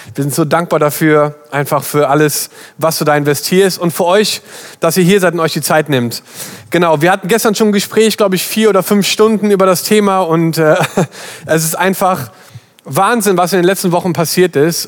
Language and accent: German; Germany; wir sind alle in Deutschland aufgewachsen